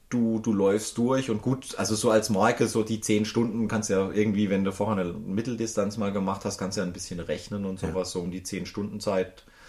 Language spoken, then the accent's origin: German; Baden-Baden area, Baden-Württemberg, Germany; ich bin in der Gegend Baden-Baden, Rheinebene bin ich groß geworden